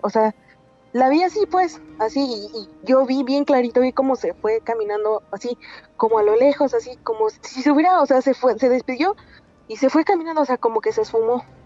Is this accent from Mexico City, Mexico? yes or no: no; Puebla, Mexico; Soy de Puebla